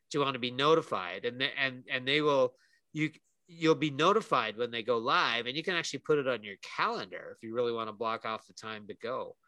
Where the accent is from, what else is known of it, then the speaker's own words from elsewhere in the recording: Canada; We're both Canadian